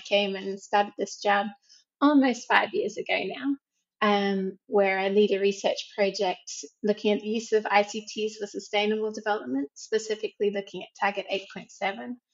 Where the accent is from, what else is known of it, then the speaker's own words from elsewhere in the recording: Australia; moved away as an adult; also born or lived in South Africa; now in Macau, China; I'm originally from Australia